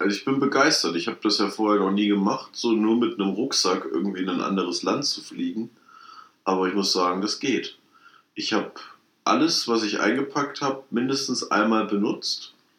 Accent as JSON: {"language": "German", "town": "Kassel", "region": "Hesse", "country": "Germany", "said": "wir kommen aus Kassel"}